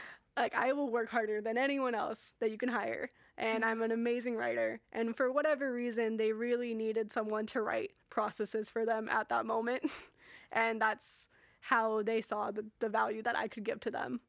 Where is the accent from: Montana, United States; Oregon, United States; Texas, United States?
Oregon, United States; Portland; now in Hawaii, United States; I am from Portland, Portland, Oregon